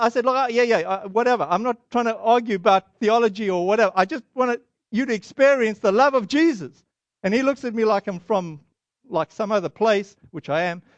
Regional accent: Boston, Massachusetts, United States

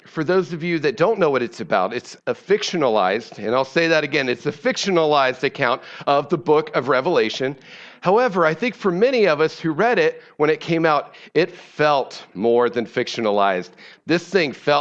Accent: Ohio, United States; moved away; I'm from Ohio, and so I'm a Cleveland Browns fan

